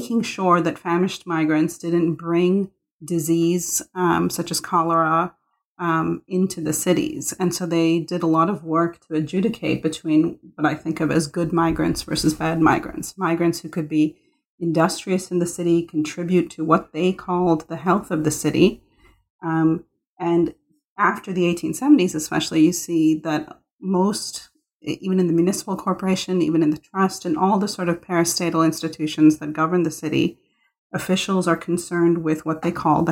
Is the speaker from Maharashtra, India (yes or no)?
yes; Mumbai, Maharashtra, India; I was born in Bombay and I of course, saw poverty all around me